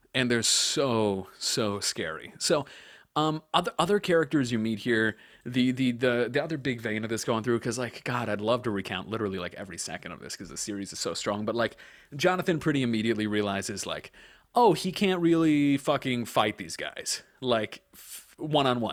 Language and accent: English; Long Island, New York, United States; I grew up on Long Island